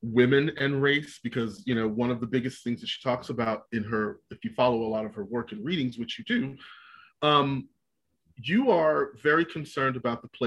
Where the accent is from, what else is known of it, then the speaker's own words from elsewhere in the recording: Galveston, Texas, United States; growing up as kids living in Texas and growing up in Galveston